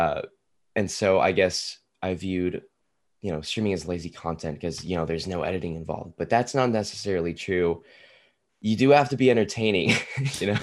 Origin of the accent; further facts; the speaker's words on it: Tulsa, Oklahoma, United States; now in Oklahoma City, United States; I currently live in Oklahoma City. I am from Tulsa, though